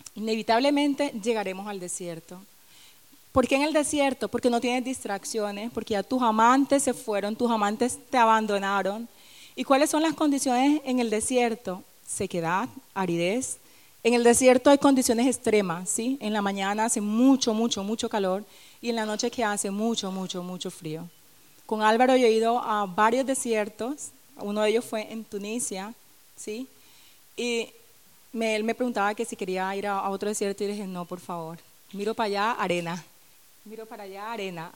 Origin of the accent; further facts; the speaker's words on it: Barranquilla, Atlántico, Colombia; moved away; en mi tierra, en Barranquilla